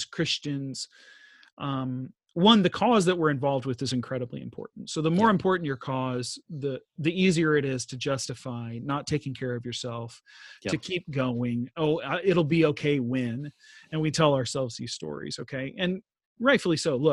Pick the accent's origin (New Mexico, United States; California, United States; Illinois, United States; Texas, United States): Texas, United States; moved away; We're both from Texas